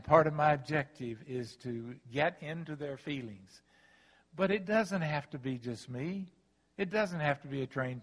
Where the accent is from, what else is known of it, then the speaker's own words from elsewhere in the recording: the South, United States; I'm from the South